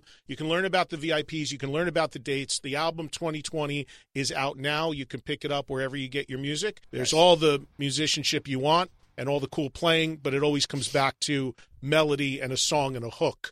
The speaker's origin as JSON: {"language": "English", "country": "United States", "tie": "born or raised there", "said": "growing up in the New York, New Jersey area where I still live"}